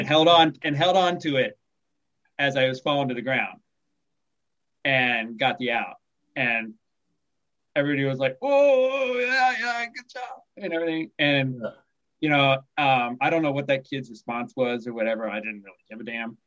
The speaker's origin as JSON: {"language": "English", "region": "Kansas", "country": "United States", "tie": "born or raised there", "moved": "yes", "lives_now": "Fallbrook, United States", "said": "I live in Southern California now, but I grew up in the Midwest, Midwestern United States. I grew up right in the middle. I grew up in Kansas"}